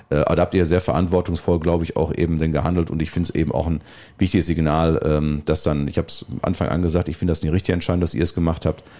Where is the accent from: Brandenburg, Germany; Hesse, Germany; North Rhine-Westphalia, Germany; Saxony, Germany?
North Rhine-Westphalia, Germany; Niederbörde; also born or lived in Lohne (Bad Sassendorf); now in Bad Sassendorf, Germany; ich komme ja gebürtig aus der Niederbörde